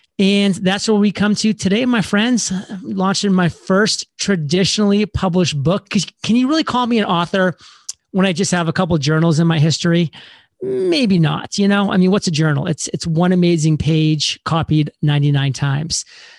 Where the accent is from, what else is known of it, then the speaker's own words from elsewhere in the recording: Alfred, Maine, United States; I was born and raised in the state of Maine in a very small town in southern Maine, specifically called Alfred.